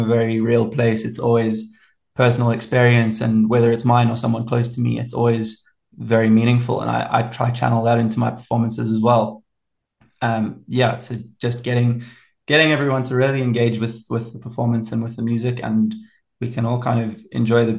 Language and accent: English; Pietermaritzburg, KwaZulu-Natal, South Africa; also born or lived in England; now in Pretoria, South Africa; I grew up down in KZN in Pietermaritzburg, which is a really cool little town